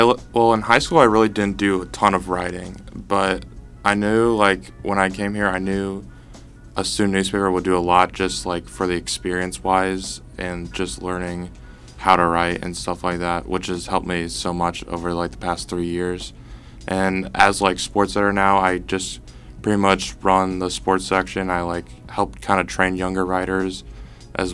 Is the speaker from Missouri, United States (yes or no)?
yes; St. Louis, Missouri, United States; moved away; I'm from St. Louis, Missouri.